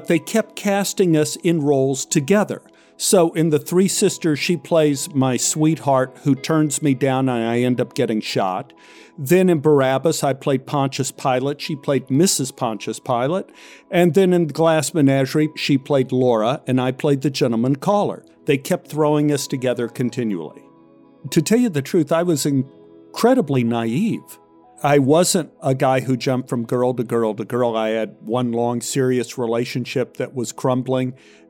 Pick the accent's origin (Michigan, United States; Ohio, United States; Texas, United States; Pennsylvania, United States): Texas, United States; Dallas; I'm originally from Dallas, Texas, but a little township outside Dallas called Oak Cliff